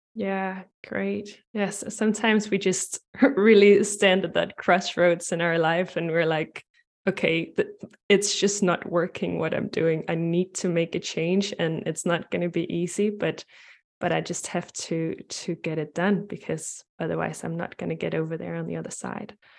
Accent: Denmark; I'm from Denmark and Europe

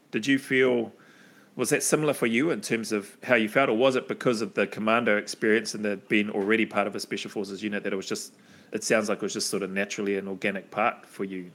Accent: New Zealand; moved away; I'm from New Zealand.

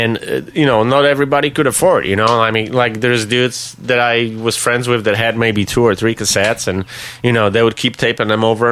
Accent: Wrocław, Lower Silesian Voivodeship, Poland; moved away; also born or lived in Ohio, United States; I lived in Wrocław, which is about an hour drive

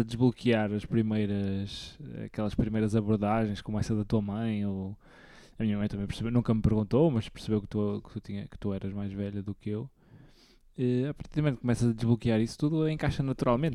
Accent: the North, Norte, Portugal; por ser do norte e por ser novo também

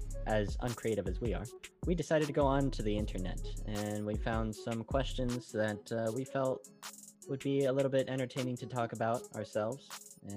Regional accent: Las Vegas, Nevada, United States; moved away; I was actually born and raised in Las Vegas.

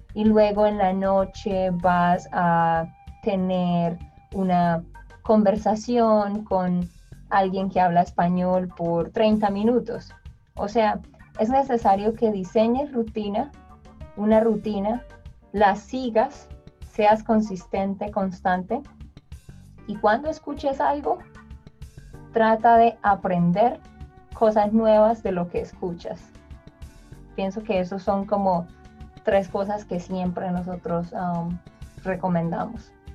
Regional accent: Colombia; yo soy colombiana

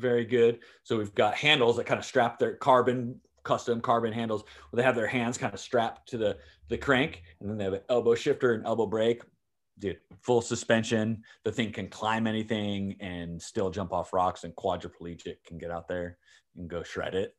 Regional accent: San Diego, California, United States; I've lived in California my entire life, born and raised in San Diego

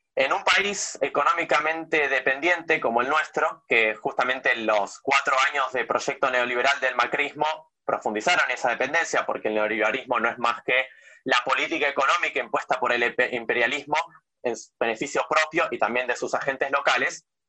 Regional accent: Argentina

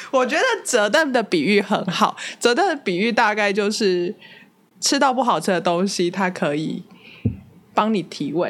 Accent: Taichung, Taiwan; 我自己也是台中人

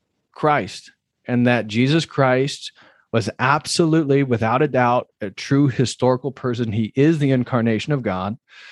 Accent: Midwest, United States; It wasn't because I came from the Midwest.

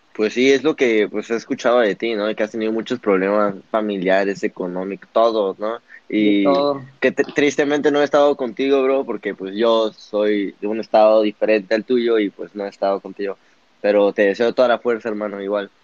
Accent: Papantla, Veracruz, Mexico; also born or lived in Puebla / Monterrey; Yo soy de Papantla, de un pueblo en Veracruz

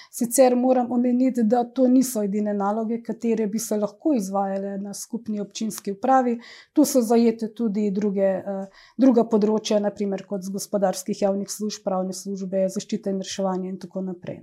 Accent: Idrija, Slovenia; moved away as an adult; also born or lived in Ljubljana / Rajlovac, Sarajevo; rojena sem v Idriji, natančno v tem stanovanju, kjer uh, zdaj tudi živim

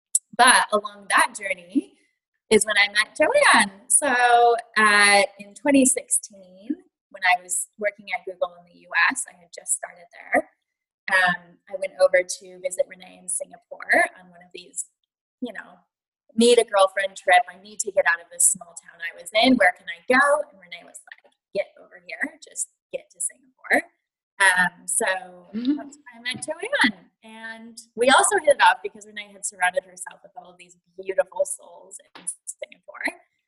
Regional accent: United States; moved away as an adult; now in Melbourne, Australia; So I am American, obviously, with this accent, although I will say Americans think I sound Australian, so I tend to tell people I'm hovering over the Pacific. But about 10 years ago, I moved to Melbourne as a teacher

